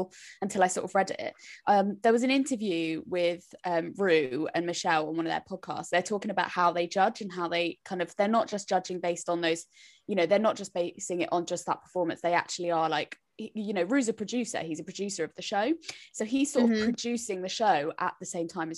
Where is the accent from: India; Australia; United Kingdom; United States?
United Kingdom; we are British